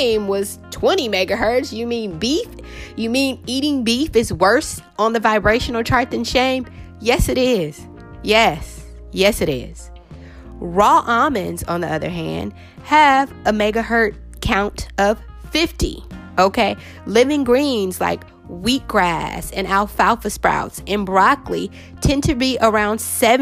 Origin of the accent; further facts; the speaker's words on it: California, United States; I'm from California, you guys. So Mexican food, we do Mexican food a lot out here